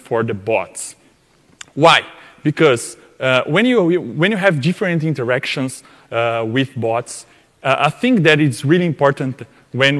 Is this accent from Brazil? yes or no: yes; Brazil; English is a second language; we are from Brazil